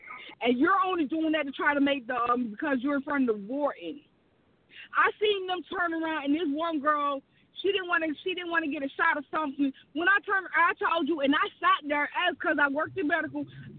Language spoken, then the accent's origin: English; the South, United States; And, you know, I'm from the South, so I say hey to everybody.